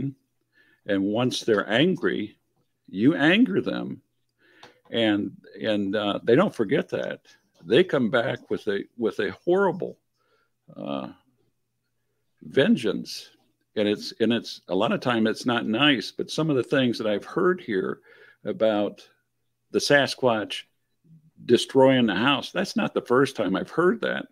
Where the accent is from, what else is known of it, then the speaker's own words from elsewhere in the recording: Michigan, United States; I'm from Michigan